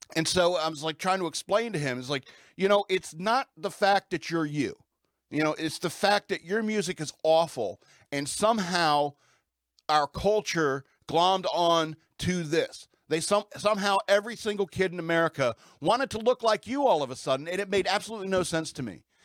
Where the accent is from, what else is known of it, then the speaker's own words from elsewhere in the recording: United States; that's who we are as American people